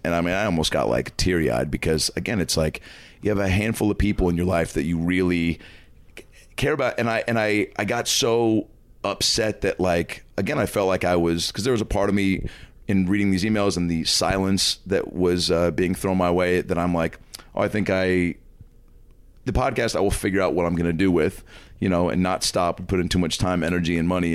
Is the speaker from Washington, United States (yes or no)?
yes; Lake Forest Park, Washington, United States; So I grew up in Seattle, Washington, Lake Lake Forest Park, Washington, which is about 25 minutes north of the city